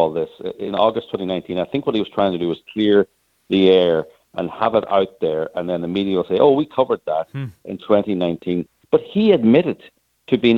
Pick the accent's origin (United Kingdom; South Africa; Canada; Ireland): Ireland; as you can probably hear, I'm Irish